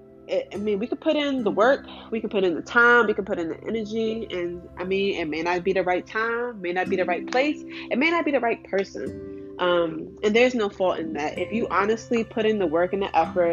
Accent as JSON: {"language": "English", "town": "Washington", "region": "District of Columbia", "country": "United States", "tie": "born or raised there", "said": "I grew up in Southeast DC, like ratchet ass, ghetto ass neighborhood."}